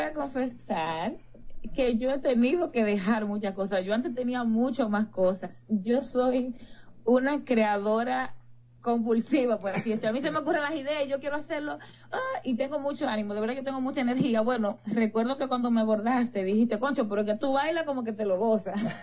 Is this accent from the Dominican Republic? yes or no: yes; Dominican Republic; yo soy dominicana